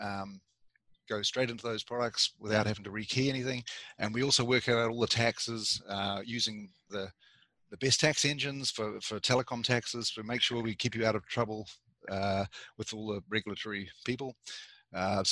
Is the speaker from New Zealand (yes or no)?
yes; New Zealand; moved away as an adult; also born or lived in Canada; I grew up in New Zealand